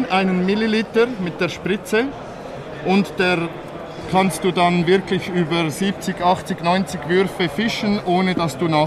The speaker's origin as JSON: {"language": "German", "country": "Switzerland", "said": "ich komme aus der Schweiz."}